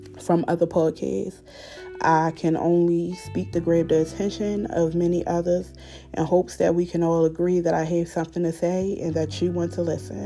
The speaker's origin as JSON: {"language": "English", "town": "Baltimore", "region": "Maryland", "country": "United States", "tie": "born or raised there", "moved": "as an adult", "lives_now": "Elkins Park, United States", "said": "I grew up in Baltimore City. And growing up in Baltimore City, I lost a lot of people that was close to me."}